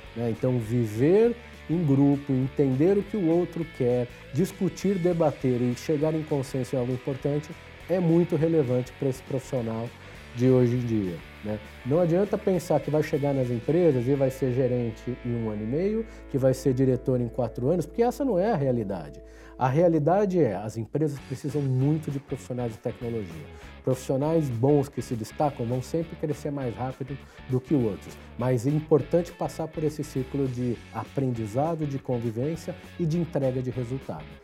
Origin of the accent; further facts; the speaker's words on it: São Paulo, Brazil; nasci em São Paulo